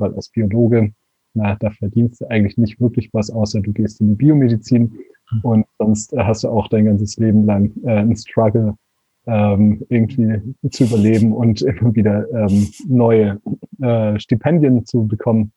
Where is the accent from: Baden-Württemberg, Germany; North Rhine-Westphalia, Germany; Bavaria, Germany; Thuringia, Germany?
Baden-Württemberg, Germany; Konstanz; moved away as an adult; now in Portugal; Ich bin aus ja, Deutschland, ich komme aus Konstanz, ähm, am schönen Bodensee